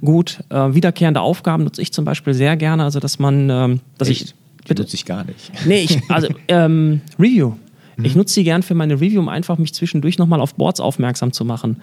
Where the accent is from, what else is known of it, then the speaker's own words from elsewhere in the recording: Germany; bei uns in Deutschland